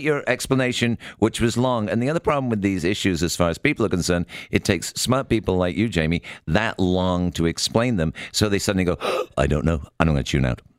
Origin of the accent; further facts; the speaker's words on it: United Kingdom; I'm obviously British